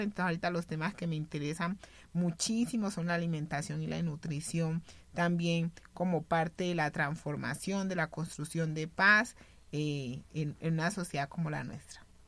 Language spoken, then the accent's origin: Spanish; Buenaventura, Valle del Cauca, Colombia; yo soy de Buenaventura y de los años 80